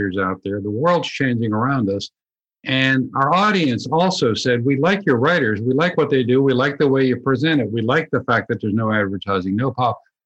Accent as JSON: {"language": "English", "town": "Pittsburgh", "region": "Pennsylvania", "country": "United States", "tie": "born or raised there", "moved": "yes", "said": "I grew up in Pittsburgh, Pennsylvania"}